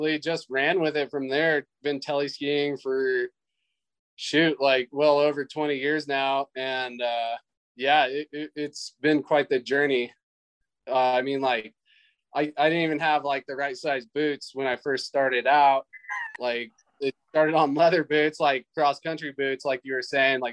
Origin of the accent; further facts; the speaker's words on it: United States; I grew up in the Lake Tahoe area